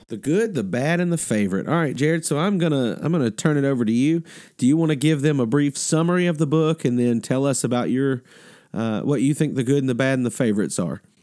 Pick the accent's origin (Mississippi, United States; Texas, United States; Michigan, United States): Mississippi, United States; also born or lived in Alabama; now in Georgia, United States; I grew up in Mississippi and Alabama and now live in Georgia.